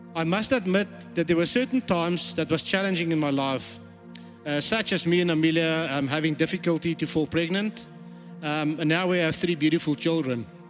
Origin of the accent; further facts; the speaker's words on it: South Africa; moved away; I was born in South Africa